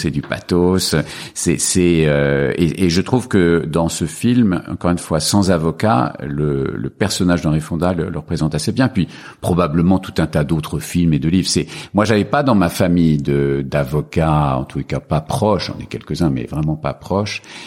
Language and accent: French; Paris region, Île-de-France, France; born or raised there; also born or lived in Algeria / Casablanca, Morocco